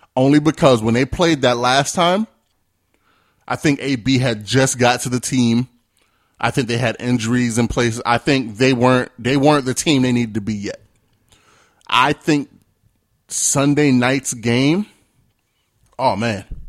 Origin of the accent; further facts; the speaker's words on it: New York, United States; I'm from New York